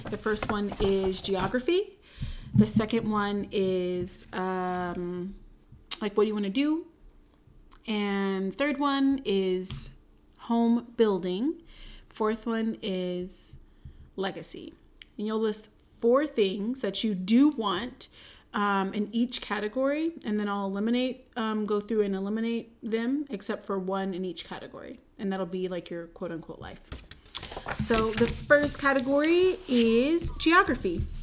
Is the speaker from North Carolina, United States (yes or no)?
yes; Raleigh, North Carolina, United States; moved away as an adult; now in Charlotte, United States; I grew up in Raleigh.